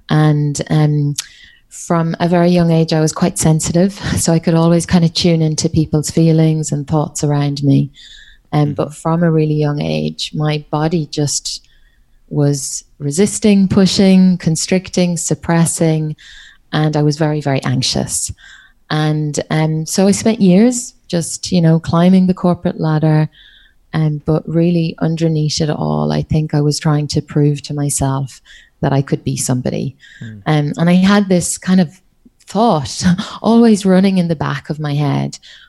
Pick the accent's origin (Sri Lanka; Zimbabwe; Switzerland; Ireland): Ireland; accent: Irish; now in Australia; I'm Irish, but my accent is hard to pick up because I've been living in Australia. Gosh, I think it's coming up on maybe 14 years now. So yeah, you can hear the Irish accent, I think, every so often